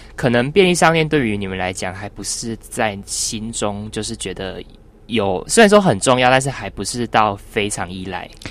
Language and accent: Chinese; Taiwan; 我们台湾人